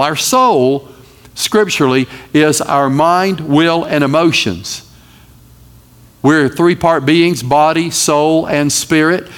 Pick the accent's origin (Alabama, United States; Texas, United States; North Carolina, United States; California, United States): North Carolina, United States; I am from North Carolina